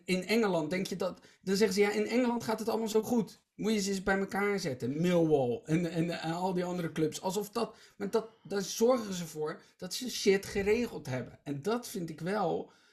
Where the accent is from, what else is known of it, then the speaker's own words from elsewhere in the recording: Rotterdam, South Holland, Netherlands; ik uit Rotterdam-Zuid kom